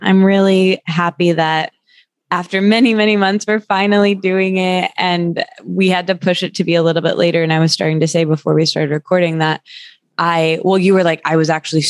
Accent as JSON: {"language": "English", "region": "Midwest", "country": "United States", "said": "because essentially I'm from the Midwest and I'm like a real people pleaser."}